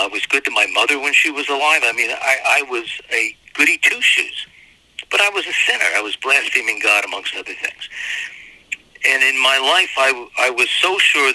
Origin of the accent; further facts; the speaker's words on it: Reading, Pennsylvania, United States; I'm a former assistant to the mayor of my hometown in Reading, Pennsylvania